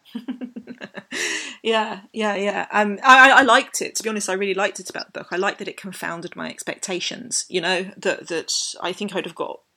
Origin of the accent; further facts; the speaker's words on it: London, United Kingdom; I grew up in London